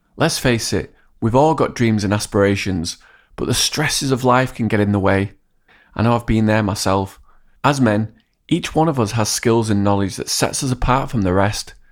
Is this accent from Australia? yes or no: no; England, United Kingdom; also born or lived in Hong Kong; I've gone through the education system in England as both a student and a substitute teacher